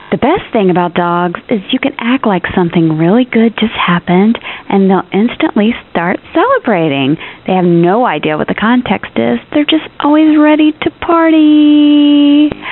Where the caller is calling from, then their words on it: South Ogden, Utah, United States; I'm calling from South Ogden, Utah.